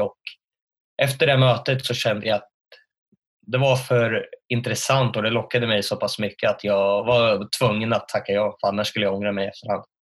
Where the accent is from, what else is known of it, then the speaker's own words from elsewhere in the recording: Örebro, Örebro County, Sweden; född och uppvuxen i Örebro